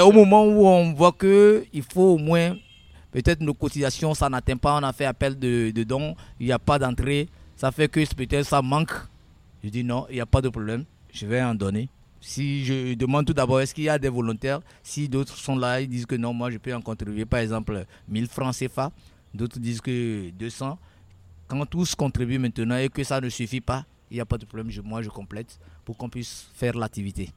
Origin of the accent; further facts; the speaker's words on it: Notsé, Plateaux, Togo; je suis né au Togo dans la préfecture de Haro, précisément à Notché.